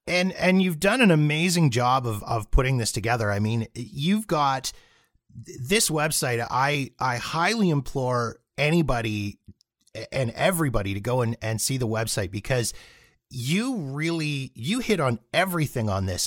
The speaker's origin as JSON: {"language": "English", "country": "Canada", "said": "as a Canadian north of the border with, you know, gun control and free healthcare"}